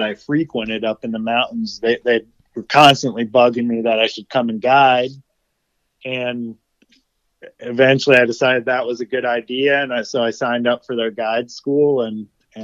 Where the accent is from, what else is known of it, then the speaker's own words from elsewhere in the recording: Edinboro, Pennsylvania, United States; moved away as an adult; also born or lived in Wyoming / Colorado; my hometown, Edinburgh, I still have guys that I graduated with that they're still living right there.